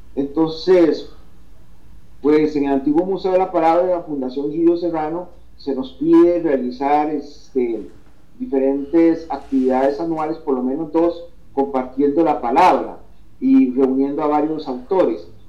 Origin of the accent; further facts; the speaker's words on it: Costa Rica; una publicación ya de acá que hice en mi país de mis primeros dos poemarios, eh, Retratos y El hombre mundano, que se publicó un año después, en el 2014, en la Feria del Libro de San José